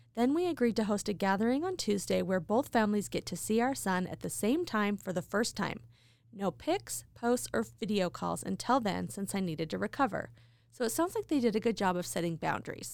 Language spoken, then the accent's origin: English; Idaho Falls, Idaho, United States; my hometown, Idaho Falls